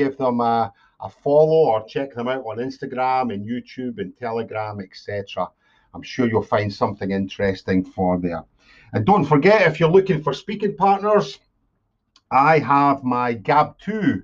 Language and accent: English; Scotland, United Kingdom; moved away as an adult; also born or lived in Bangkok, Thailand; I'm from Scotland in the UK